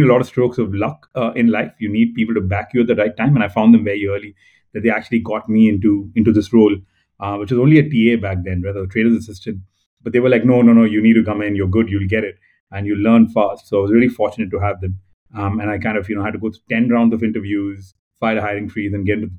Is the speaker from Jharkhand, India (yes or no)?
no; Hyderabad, Telangana, India; I am born and brought up in Hyderabad, born into a traditional South Indian family